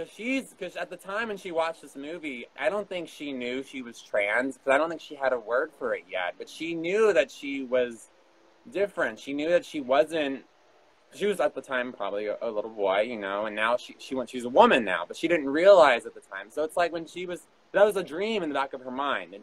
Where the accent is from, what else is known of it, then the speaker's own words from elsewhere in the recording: Texas, United States; also born or lived in New York; not in the same little Texas box that I've been known for and what I've known all my life